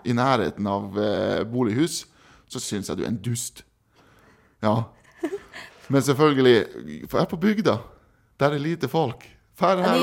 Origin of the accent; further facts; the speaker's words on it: East Finnmark, Norway; moved away; also born or lived in Kristiansund; Jeg er fra Øst-Finnmark